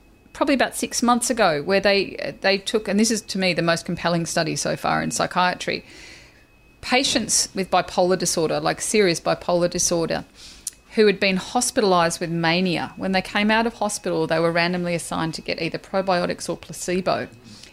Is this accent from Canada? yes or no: no; Australia; I'm Australian